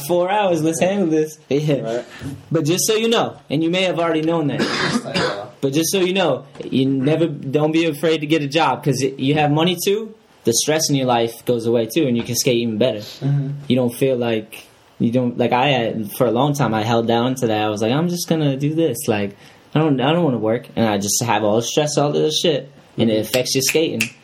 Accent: New Bedford, Massachusetts, United States; also born or lived in New Hampshire; I grew up in New Bedford, that area

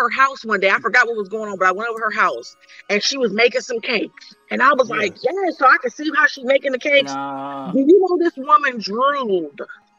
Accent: Iowa, United States; my old church that I grew up in Iowa.

